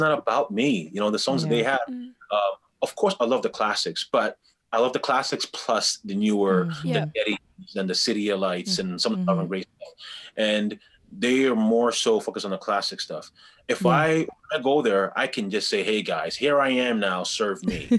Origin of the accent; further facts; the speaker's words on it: Ghana; As a Ghanaian, I know that historically we were pagans